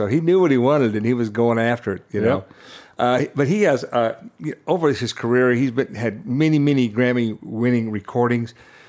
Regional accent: Kansas City, Missouri, United States; where we're from Kansas City.

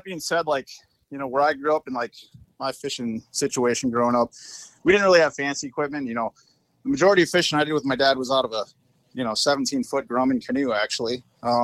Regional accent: Minneapolis–Saint Paul, Minnesota, United States; now in Williston, United States; I grew up in the Twin Cities, Minnesota region.

